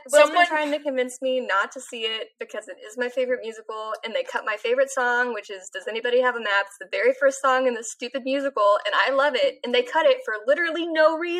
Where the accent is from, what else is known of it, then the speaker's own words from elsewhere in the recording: California, United States; I grew up in California where the Ducks are Anaheim Ducks.